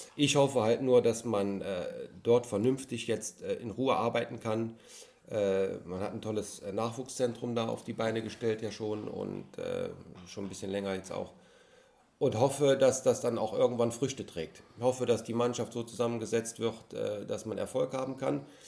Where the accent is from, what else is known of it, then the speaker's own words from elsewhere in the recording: Mönchengladbach, North Rhine-Westphalia, Germany; als gebürtiger Gladbacher